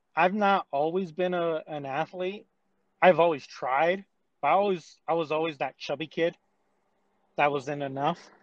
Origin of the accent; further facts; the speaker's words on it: Salt Lake City, Utah, United States; I'm a local man. I'm from Salt Lake